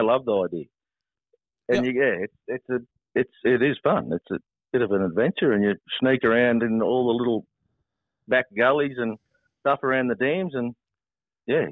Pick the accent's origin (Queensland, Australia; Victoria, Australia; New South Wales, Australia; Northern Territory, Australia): New South Wales, Australia; Nyngan; I grew up on the Bogan River out at Ningen, right on the water.